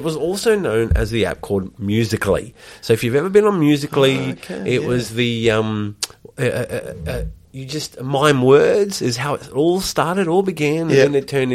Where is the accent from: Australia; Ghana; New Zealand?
Australia; We're Australian.